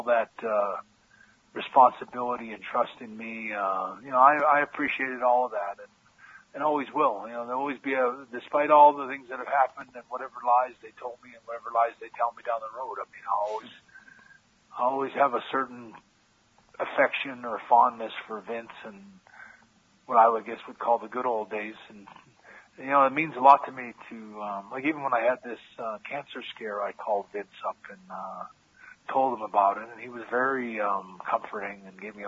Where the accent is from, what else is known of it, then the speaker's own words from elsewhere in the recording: Canada; moved away as an adult; also born or lived in United States; I'm a Canadian guy